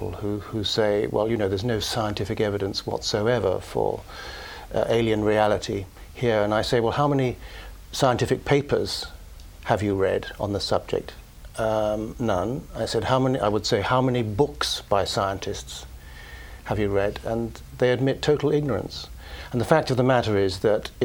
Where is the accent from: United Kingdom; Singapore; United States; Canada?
United Kingdom; being British